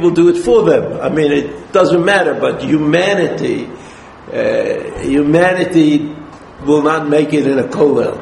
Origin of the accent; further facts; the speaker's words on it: New York City, New York, United States; I was brought up in Brooklyn a long time ago